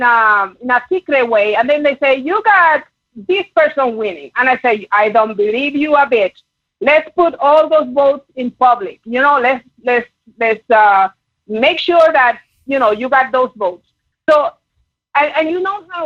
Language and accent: English; Puerto Rico; English is a second language; moved away as an adult; now in San Antonio, United States; I'm actually from Puerto Rico, but I came here in 1995 because I was in the military